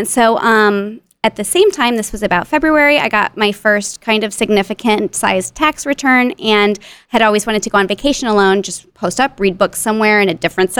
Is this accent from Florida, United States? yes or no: no; Houston, Texas, United States; I went to college in my hometown, and I'm very family-oriented.